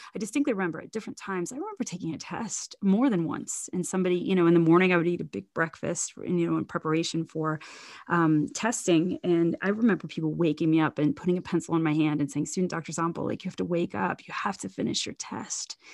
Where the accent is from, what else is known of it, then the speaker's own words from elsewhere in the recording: Zanesville, Ohio, United States; also born or lived in Fort Worth, Texas / Columbus, Ohio / Gambier, Ohio; about sixty miles from my hometown of Zanesville